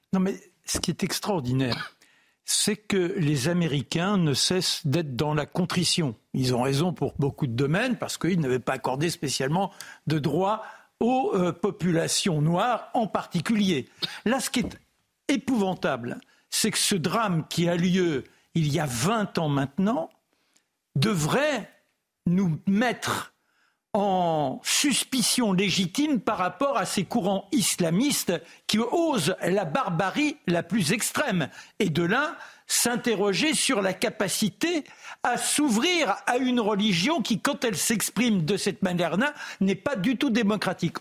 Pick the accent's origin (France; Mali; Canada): France; je suis français